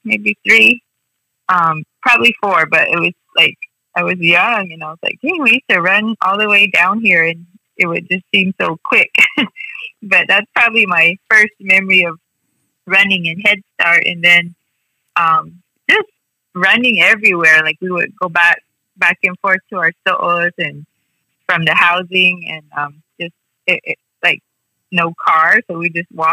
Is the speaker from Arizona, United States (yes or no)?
yes; Second Mesa, Arizona, United States; now in the valley, United States; we've been down here in the valley for a while, but we are from Sipalavi Village, Patiwungwa